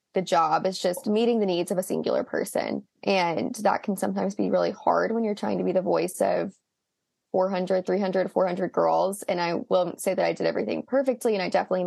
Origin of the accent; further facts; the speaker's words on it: Tuscaloosa, Alabama, United States; I'm from Tuscaloosa, Alabama